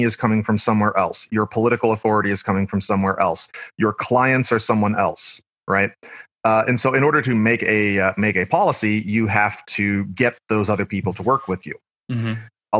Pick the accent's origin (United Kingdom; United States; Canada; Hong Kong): United States; Blue Springs, Missouri; moved away as an adult; also born or lived in Paducah, Kentucky; now in Kentucky, United States; I worked at my hometown in Missouri, Blue Springs